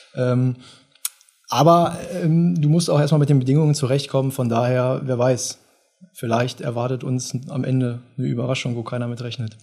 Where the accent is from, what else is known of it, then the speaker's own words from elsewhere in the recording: Göttingen, Lower Saxony, Germany; gebürtig aus Göttingen, habe hier gelebt, zur Schule gegangen, ähm, bin hier aufgewachsen